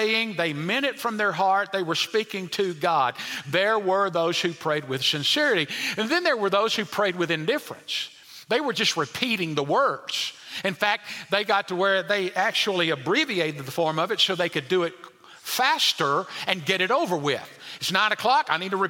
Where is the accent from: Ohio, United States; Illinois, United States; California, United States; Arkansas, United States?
Arkansas, United States; El Dorado; as a kid, there was a certain man growing up in El Dorado, Arkansas, at Westside Baptist Church